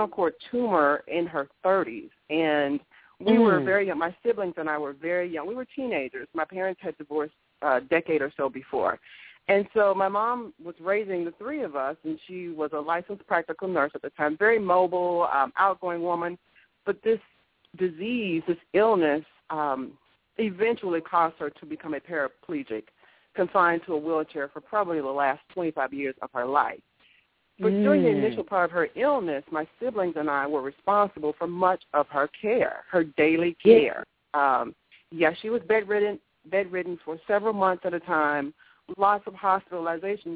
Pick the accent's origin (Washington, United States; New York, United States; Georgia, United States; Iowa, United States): Georgia, United States; Augusta; moved away as an adult; also born or lived in Miami, Florida; Born and raised in Augusta, Georgia